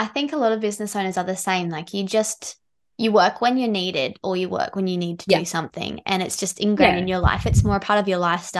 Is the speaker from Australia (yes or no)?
yes; South Australia, Australia; I'm from South Australia